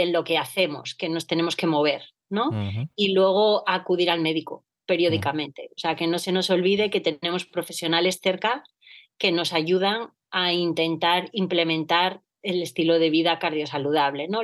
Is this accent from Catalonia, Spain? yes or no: no; Gijón, Asturias, Spain; moved away as an adult; now in Madrid, Spain; yo soy de Gijón, bueno, toda la vida en el Colegio de la Asunción y en la Universidad de Oviedo eh, estudié, soy asturiana